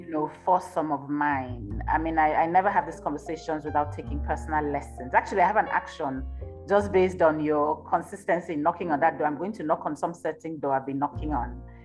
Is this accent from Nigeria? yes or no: yes; Nigeria; now in Johannesburg, South Africa; i'm nigerian myself who lives in, in johannesburg